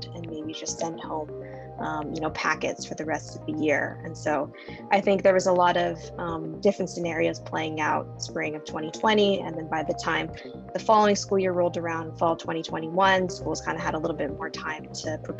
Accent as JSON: {"language": "English", "town": "Hacienda Heights", "region": "California", "country": "United States", "tie": "born or raised there", "said": "I grew up in Hacienda Heights."}